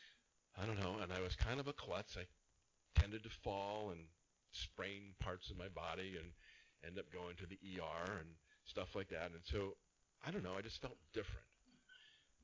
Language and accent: English; Anaheim, California, United States; also born or lived in Rancho Santa Margarita; I grew up here in Orange County in Anaheim, about 2 miles away from Disneyland